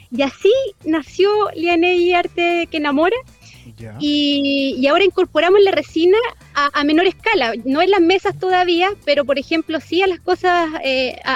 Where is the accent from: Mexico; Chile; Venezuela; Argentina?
Chile; Concepción, Biobío; moved away as an adult; now in Chillán, Chile; yo soy penquista, sí. Ah, llevo, llevo un año y medio acá en Ñuble.